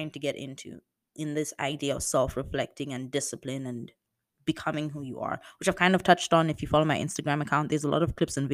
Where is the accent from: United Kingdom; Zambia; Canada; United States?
Zambia; moved away as an adult; I'm from Zambia